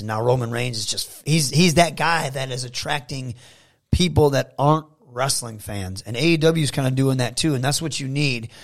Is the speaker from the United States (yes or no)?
yes; Saginaw, Michigan, United States; my hometown